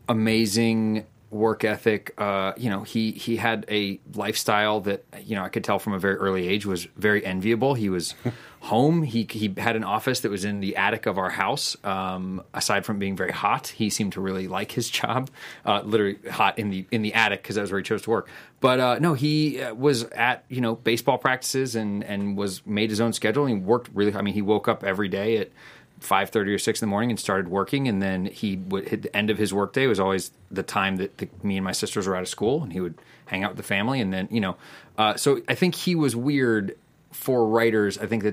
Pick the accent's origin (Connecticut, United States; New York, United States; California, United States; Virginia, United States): California, United States; Burbank; also born or lived in Pasadena; I grew up in Burbank, California, and also in Pasadena a little bit later.